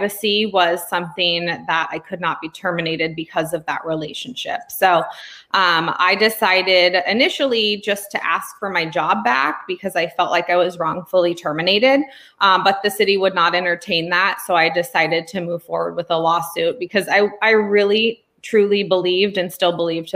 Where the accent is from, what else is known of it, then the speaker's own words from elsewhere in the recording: California, United States; also born or lived in Pennsylvania; I am from California